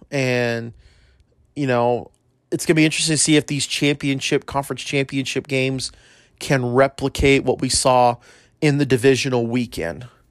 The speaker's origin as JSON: {"language": "English", "town": "El Paso", "region": "Texas", "country": "United States", "tie": "born or raised there", "said": "in El Paso, you know, my hometown"}